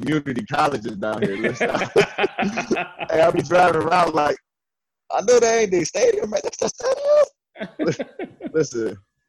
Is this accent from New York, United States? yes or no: yes; New York, United States; moved away as an adult; now in Texas, United States; growing up as a kid in New York was fun.